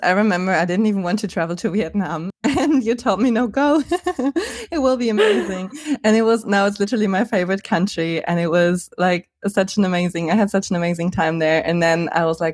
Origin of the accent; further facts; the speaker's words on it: Germany; moved away; I was born in Germany